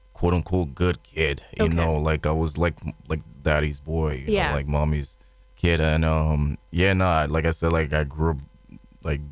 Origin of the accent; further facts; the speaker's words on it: Lagos, Nigeria; accent: Nigerian; moved away as an adult; I was born in Lagos, Nigeria.